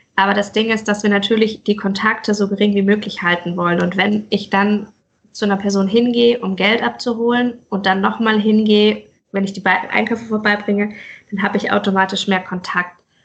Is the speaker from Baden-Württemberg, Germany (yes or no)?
yes; Pforzheim, Baden-Württemberg, Germany; moved away as an adult; now in Mainz, Germany; ich komme ursprünglich aus Pforzheim, genau, und bin Pforzheim. Ah. vor sechs Jahren nach Mainz gezogen